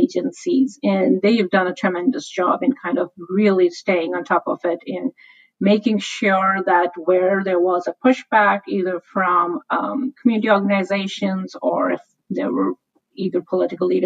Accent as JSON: {"language": "English", "town": "Shimla", "region": "Himachal Pradesh", "country": "India", "tie": "born or raised there", "moved": "yes", "lives_now": "San Francisco, United States", "said": "I come from India, and the city I grew up in is Shimla, which used to be the summer capital of the British Raj"}